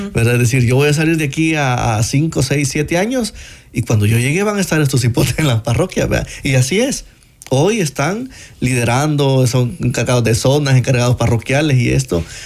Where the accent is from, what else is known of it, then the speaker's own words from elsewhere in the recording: San Juan Opico, La Libertad, El Salvador; yo soy de San Juan Opico, eh, eh, San Juan Evangelista Opico